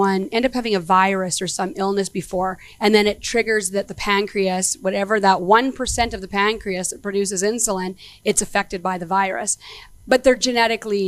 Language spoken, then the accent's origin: English; Edmonton, Alberta, Canada; I'm from Edmonton, so born and raised here.